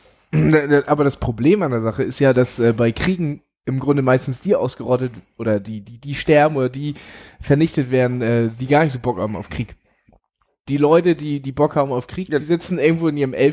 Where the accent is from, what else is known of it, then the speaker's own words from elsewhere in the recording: Elmshorn, Schleswig-Holstein, Germany; Also es gibt, es gibt diesen super Ausschnitt von, ich komme aus Elmshorn, von dem Chaos-Tage 95-Film